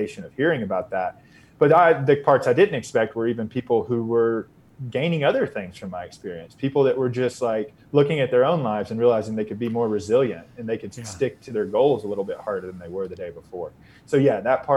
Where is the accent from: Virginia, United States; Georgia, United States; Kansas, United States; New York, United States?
Georgia, United States; Northeast Georgia mountains, United States; moved away; also born or lived in Austin, Texas; I grew up in the Northeast Georgia mountains, so in the foothills of the Appalachians.